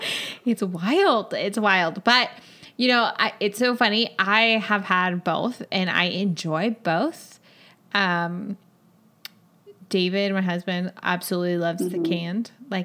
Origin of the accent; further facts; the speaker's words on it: Chile; English is a second language; I'm from Chile, and Christmas is in the middle. It's like in the beginning of summer here.